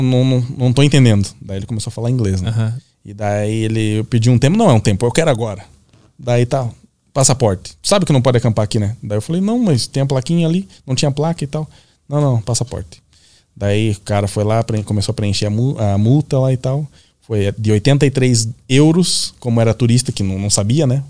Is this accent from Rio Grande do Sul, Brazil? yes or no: yes; Gaúcho, Rio Grande do Sul, Brazil; pra nós, gaúcho